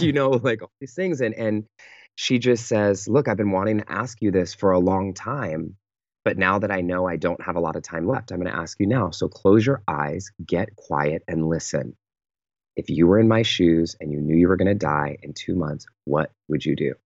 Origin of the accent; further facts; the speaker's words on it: Pittsburg, California, United States; moved away; I fly home to the Bay Area, to my hometown, um, called Pittsburgh, California.